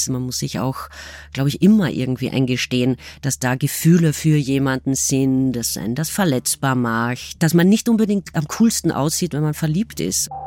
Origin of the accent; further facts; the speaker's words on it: Austria; weil, zumindest ist das für mich als Österreicherin so, in den 80er, 90er Jahren entstand die Art Rechtspopulismus